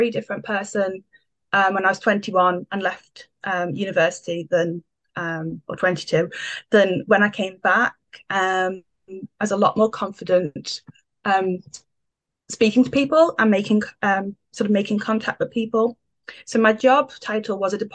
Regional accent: the Wirral, North West England, United Kingdom; I'm local to Liverpool. I'm from the Wirral

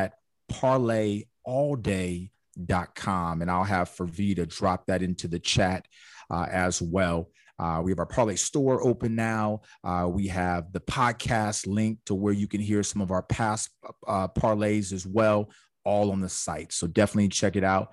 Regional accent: California, United States; born and raised in California

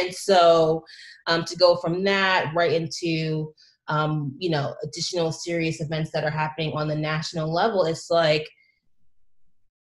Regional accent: Long Island, New York, United States; I was born and raised on Long Island initially, you know, raised in different parts throughout the island

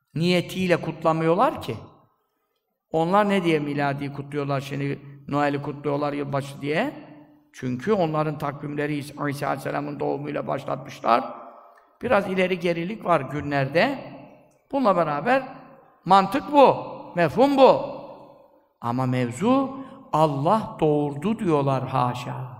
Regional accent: Black Sea Region, Turkey; bizim Karadeniz'de

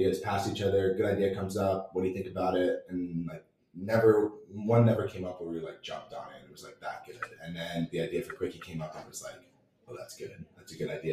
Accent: California, United States; now in San Luis Obispo, United States; I'm from Aurora, California. Right down the road, 20 minutes.

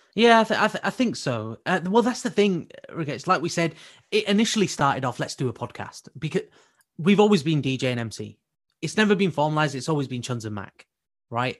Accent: United Kingdom; our community as British Asians

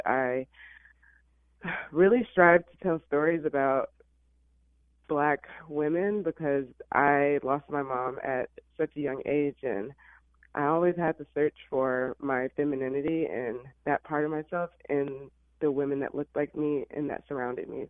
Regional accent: Illinois, United States; moved away as an adult; also born or lived in Alabama; now in Los Angeles, United States; I actually was born in Alabama, but I was raised in Illinois

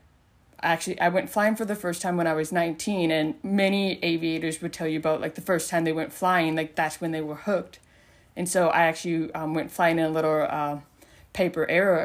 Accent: South Dakota, United States; moved away; I'm from South Dakota

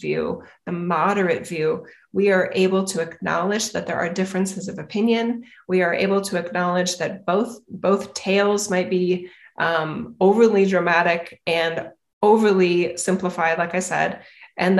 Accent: United States; I am an American.

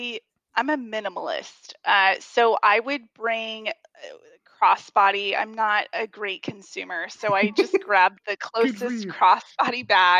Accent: California, United States; I'm from California

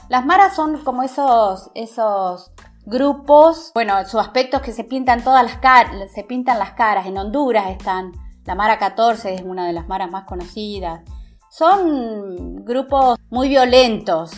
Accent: Santa Rosa, La Pampa, Argentina; de dónde sos, de la Argentina, ah, de Buenos Aires o de Córdoba. No, de La Pampa

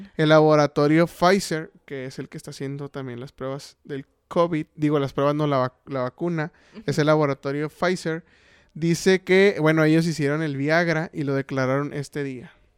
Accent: Chihuahua, Mexico; somos de Chihuahua

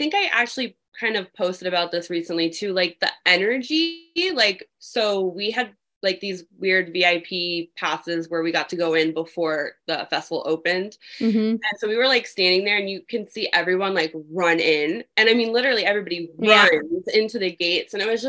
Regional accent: Florida, United States; Yeah, I was.

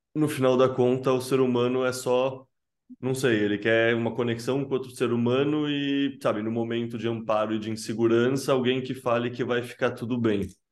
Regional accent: Brazil; A gente, como brasileiro, tem muito essa cultura do jeitinho

